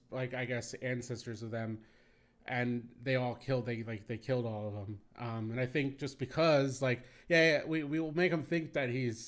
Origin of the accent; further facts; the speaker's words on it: Cape May, New Jersey, United States; where I grew up in Cape May, which is another shore town